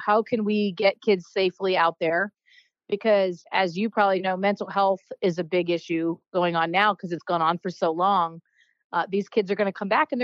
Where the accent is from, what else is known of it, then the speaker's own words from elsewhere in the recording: Maine, United States; moved away; I'm originally from Maine.